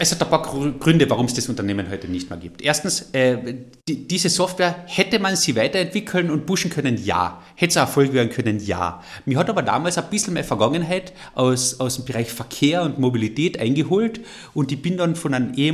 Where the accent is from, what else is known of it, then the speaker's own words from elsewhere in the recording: Carinthia, Austria; Und an dem müssen wir arbeiten als Kärntner.